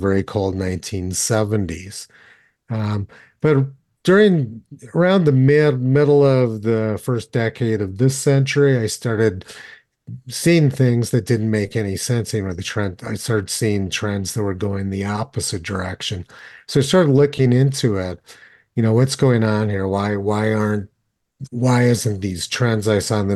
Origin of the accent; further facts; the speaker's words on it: Los Alamos, New Mexico, United States; I grew up in Los Alamos